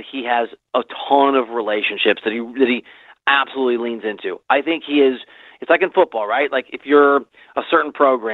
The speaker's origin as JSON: {"language": "English", "region": "Midwest", "country": "United States", "said": "the part of the country I'm from the Midwest"}